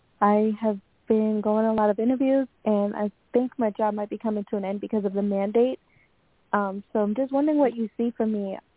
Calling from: Long Island, New York, United States; I'm calling from Long Island, New York.

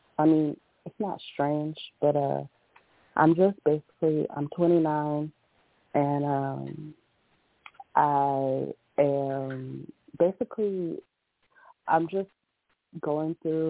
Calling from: Woodbridge, Virginia, United States; I'm calling from Woodbridge, Virginia.

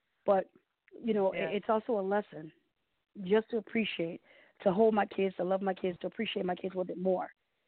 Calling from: Detroit, Michigan, United States; I'm calling from Detroit.

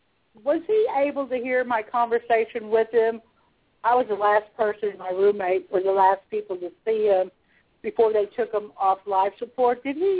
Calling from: Austin, Texas, United States; I'm calling from Austin, Texas.

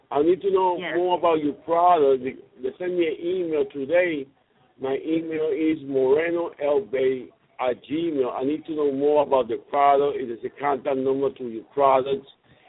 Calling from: Puerto Rico; I'm calling from Puerto Rico.

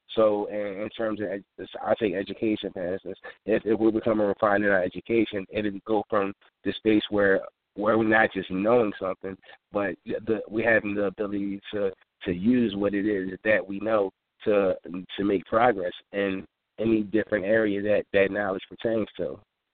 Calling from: Philadelphia, Pennsylvania, United States; I'm calling in from West Philly.

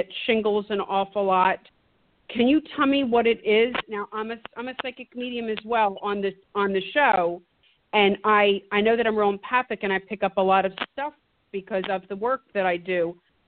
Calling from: Virginia, United States

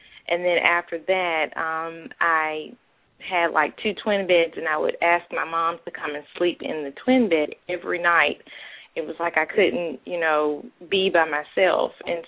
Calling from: Birmingham, Alabama, United States; I'm calling from Birmingham, Alabama.

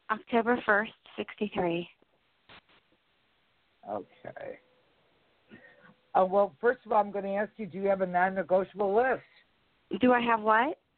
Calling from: New Jersey, United States; in New Jersey.

